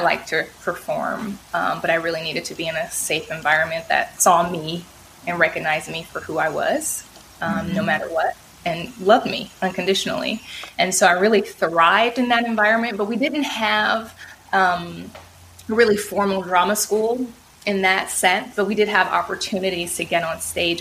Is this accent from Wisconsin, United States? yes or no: no; Oakland, California, United States; I'm born and raised in Oakland, California